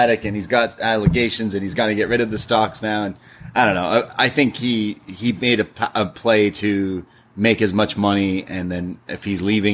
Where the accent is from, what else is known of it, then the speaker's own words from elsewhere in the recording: Canada; now in Toronto, Canada; as a Canadian